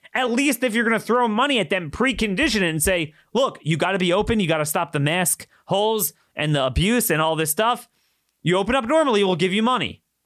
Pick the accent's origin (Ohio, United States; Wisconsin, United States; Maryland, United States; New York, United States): Maryland, United States; My home state has ninety-seven percent compliance in Maryland